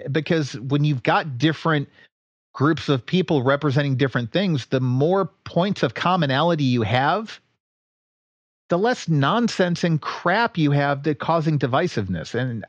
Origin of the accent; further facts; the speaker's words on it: Washington, D.C. area, United States; I grew up just outside of Washington, D.C. It's a pretty diverse place.